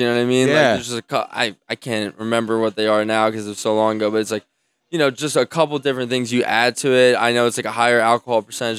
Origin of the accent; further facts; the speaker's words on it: Belmont Hills, Pennsylvania, United States; I'm from Belmont Hills.